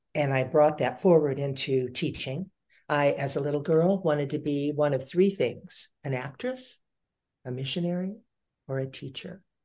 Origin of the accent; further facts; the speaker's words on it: Lake Elsinore, California, United States; also born or lived in Long Beach, California; Long Beach, uh, California, and a very small community called Lake Elsinore, California